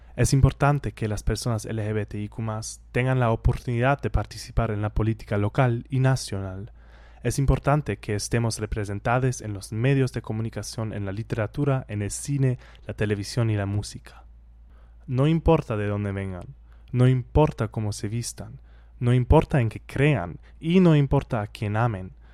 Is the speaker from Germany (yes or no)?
yes; Germany; Spanish is a second language; moved away as an adult